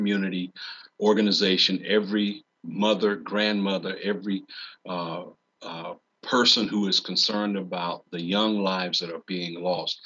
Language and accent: English; Randolph County, North Carolina, United States; moved away as an adult; now in Durham, United States; Growing up in Randolph County, I felt called to serve my community